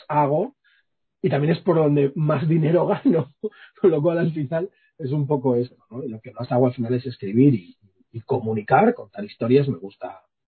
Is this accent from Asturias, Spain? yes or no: no; Villaverde, Community of Madrid, Spain; soy un tío de Villaverde